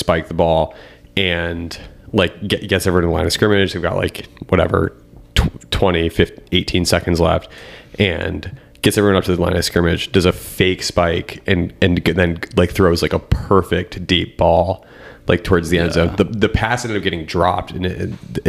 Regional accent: Connecticut, United States; I'm from Connecticut, so I'm like surrounded by Patriots fans, mm-hmm, and like so much friggin' annoyance throughout middle school, throughout high school

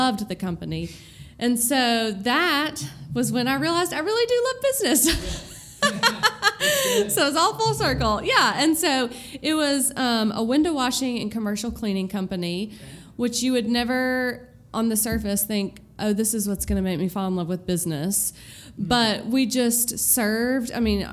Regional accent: Knoxville, Tennessee, United States; moved away as an adult; now in Birmingham, United States; I am from Knoxville, Tennessee. I grew up there, lived in the same house my whole life

